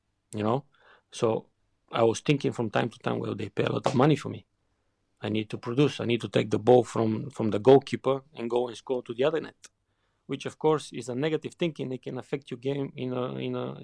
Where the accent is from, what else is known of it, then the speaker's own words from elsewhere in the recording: Bulgaria; English is a second language; moved away as an adult; also born or lived in Leverkusen, Germany / England; growing up in Bulgaria